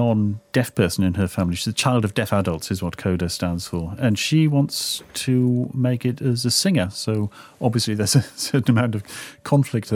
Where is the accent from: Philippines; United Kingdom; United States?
United Kingdom; Newcastle upon Tyne, North East England; I grew up in Newcastle